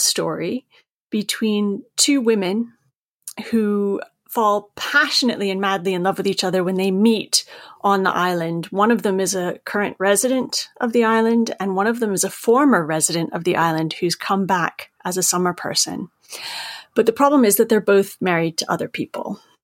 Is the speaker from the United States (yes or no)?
yes; Maine, United States; I, am from Maine, as you can tell from my accent.